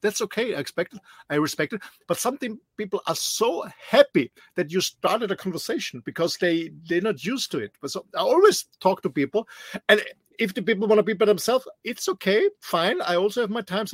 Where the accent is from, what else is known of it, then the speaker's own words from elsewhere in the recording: Austria; moved away as an adult; now in Mallorca, Spain; Austrian like myself